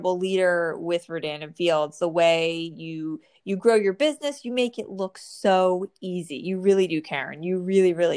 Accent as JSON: {"language": "English", "region": "New Jersey", "country": "United States", "tie": "born or raised there"}